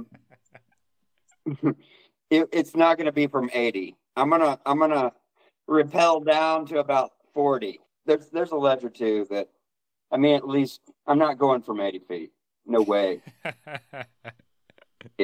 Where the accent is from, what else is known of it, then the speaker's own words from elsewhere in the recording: Oklahoma, United States; also born or lived in Hawaii / Colorado; I was born in Oklahoma, yes. Lived in Oklahoma a good probably portion of maybe half of my life